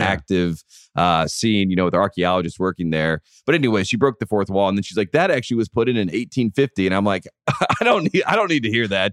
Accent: Henderson, North Carolina, United States; I'm from Henderson, North Carolina

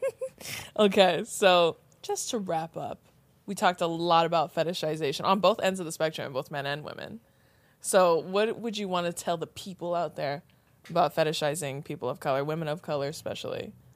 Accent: Riverside County, California, United States; more specifically, like, Riverside County

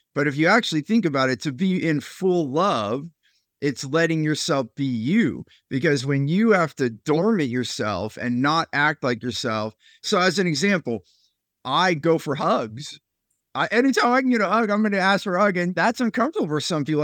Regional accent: Silicon Valley, California, United States; I grew up there in California

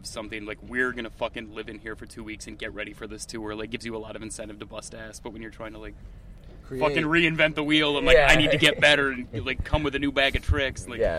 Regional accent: Iowa, United States; That's growing up in Iowa, those were things that, like, made me late for shit.

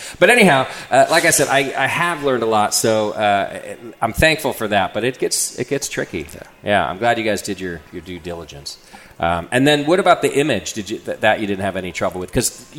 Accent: Hesperia, California, United States; So I grew up in Hesperia, California.

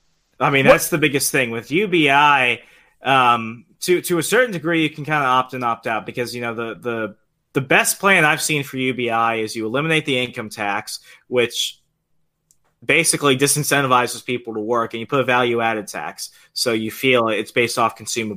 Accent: Virginia, United States; But if, let's say, we were to start it like in my home state of Virginia, for example

